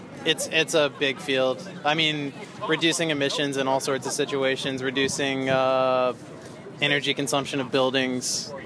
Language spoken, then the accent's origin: English; Greensboro, North Carolina, United States; All right … I'm from Greensboro, North Carolina.